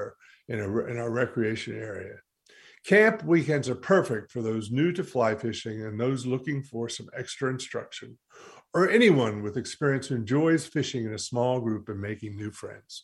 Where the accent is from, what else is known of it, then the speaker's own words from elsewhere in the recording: Haywood County, North Carolina, United States; I grew up in Haywood County